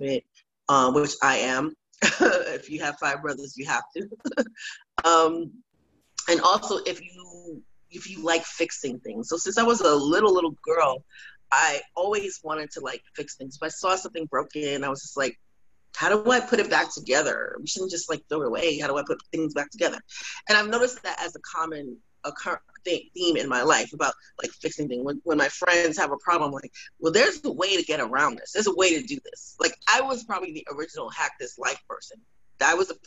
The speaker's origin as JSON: {"language": "English", "town": "New York City", "region": "New York", "country": "United States", "tie": "born or raised there", "also_born_or_lived": "Florida / Atlanta, Georgia", "moved": "yes", "lives_now": "Austin, United States", "said": "I'm originally from Brooklyn, New York, born from Haitian immigrants."}